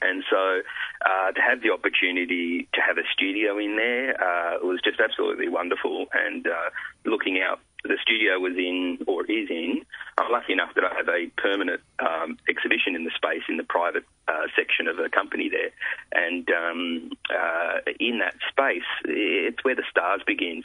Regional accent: Italy; now in Australia; I was born in Italy, live in Australia

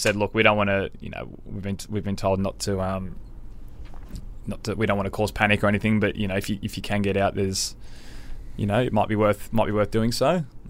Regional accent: Sydney, New South Wales, Australia; and I grew up in Sydney, yeah.

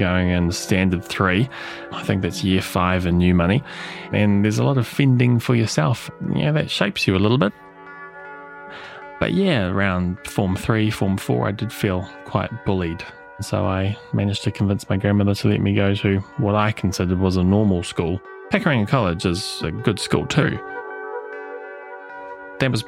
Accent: Auckland, New Zealand; I was born in Middlemore Hospital

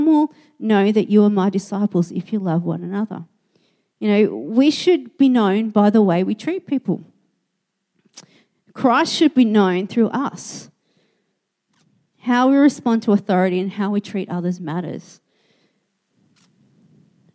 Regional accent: Australia; I was an Australian

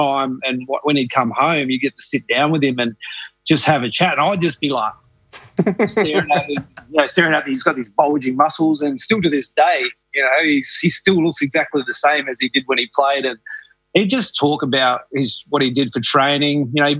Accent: Katherine, Northern Territory, Australia; when I grew up in Katherine

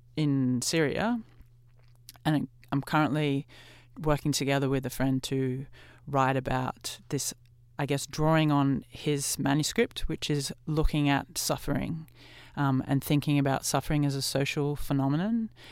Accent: Australia; as a white Australian who's grown up here

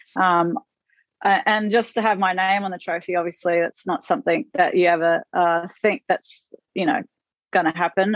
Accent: Queensland, Australia; now in Florida, United States; I'm a Queenslander

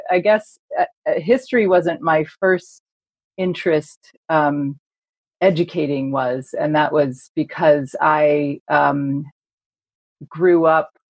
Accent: United Kingdom; now in United States; so I'm a British historian. I teach at Boston College.

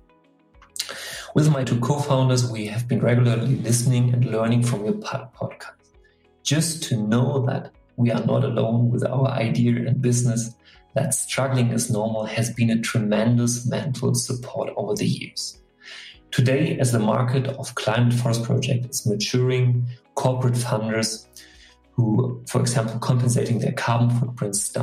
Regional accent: Germany; I'm a forester from Germany

